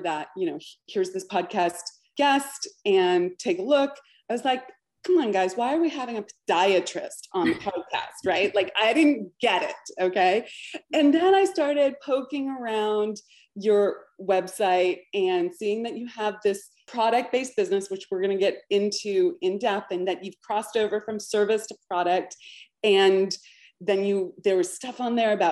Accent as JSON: {"language": "English", "region": "California", "country": "United States", "tie": "born or raised there", "also_born_or_lived": "Berkeley, California", "said": "I grew up in California, but my formative years after college were all in Berkeley, California"}